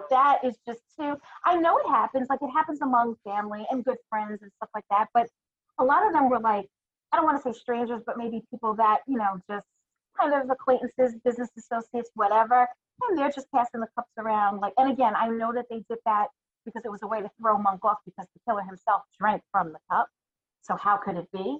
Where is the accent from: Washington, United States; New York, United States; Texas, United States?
New York, United States; accent: New York; my New York accent.